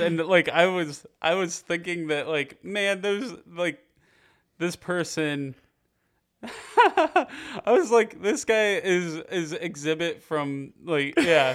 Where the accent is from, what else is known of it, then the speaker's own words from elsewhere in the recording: Piqua, Ohio, United States; moved away; I'm from Piqua, uh, just north of Dayton